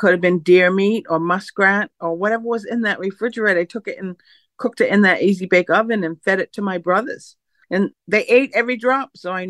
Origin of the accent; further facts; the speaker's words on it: Mashpee, Massachusetts, United States; foods that I grew up on in the 60s. That was a long time ago, you know. So we did a lot of foraging for our food back then. I'm from Mashpee